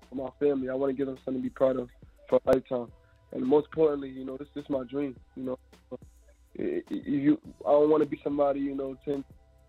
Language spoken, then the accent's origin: English; New York City, New York, United States; I'm an artist coming out of Brooklyn, New York. You know, I'm just from Northeast